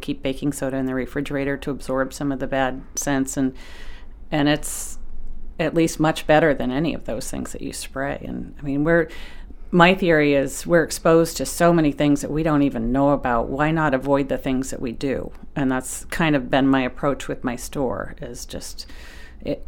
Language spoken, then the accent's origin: English; South Berwick, Maine, United States; I grew up in South Berwick